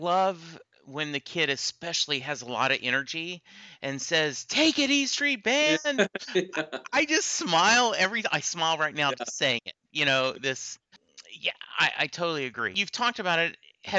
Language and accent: English; Lake Charles, Louisiana, United States; I grew up in Louisiana. My dad was in the Army. We moved around a lot, but we settled, and I spent high school time in a little town called Lake Charles, Louisiana